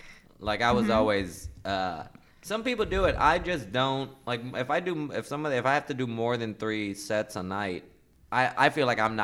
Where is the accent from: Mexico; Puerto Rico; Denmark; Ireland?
Puerto Rico; also born or lived in Florida; now in New York, United States; So I grew up in Puerto Rico, and I've been in New York. I've been back in New York now for like 12 years.